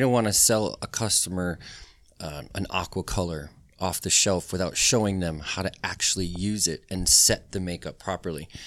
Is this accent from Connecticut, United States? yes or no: yes; Connecticut, United States; moved away as an adult; now in Orlando, United States; I grew up on a small little farm in Connecticut